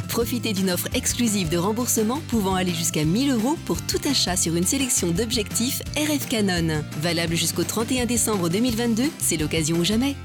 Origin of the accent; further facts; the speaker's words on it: Saint-Ouen, Île-de-France, France; Djibril et moi on est de Saint-Ouen on est au Donien donc évidemment on est très fiers